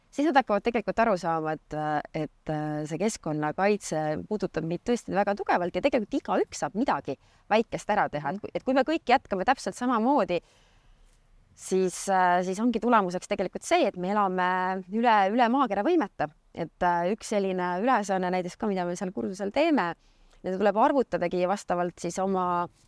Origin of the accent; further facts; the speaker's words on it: Saare County, Estonia; also born or lived in Tartu; mina olen tegelikult põline saarlane